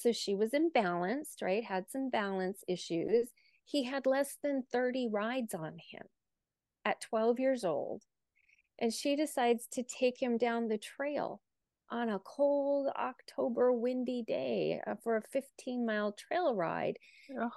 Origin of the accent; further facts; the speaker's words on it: North Dakota, United States; moved away as an adult; also born or lived in Tucson, Arizona; 14 miles from my farm that I grew up on in North Dakota